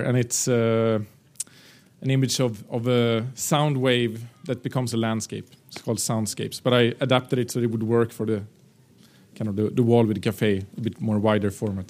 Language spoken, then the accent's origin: English; Sweden; moved away as an adult; now in Prague, Czech Republic; now I live in Prague and Czech Republic, I come back to Sweden to the areas where I grew up